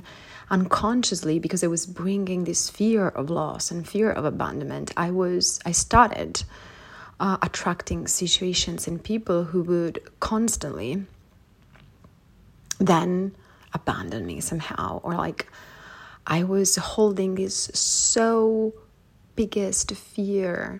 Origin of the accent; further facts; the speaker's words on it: Palermo, Sicily, Italy; moved away as an adult; when I moved out from my hometown in Sicily, Palermo